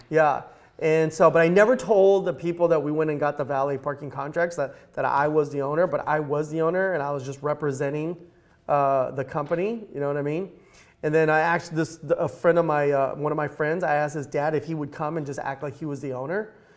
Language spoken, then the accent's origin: English; Los Angeles, California, United States; also born or lived in Eagle Rock; I grew up right here in Los Angeles